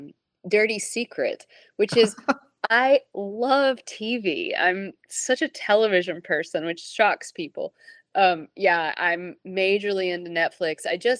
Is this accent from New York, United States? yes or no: no; Tennessee, United States; I realized that I'm from Tennessee, right?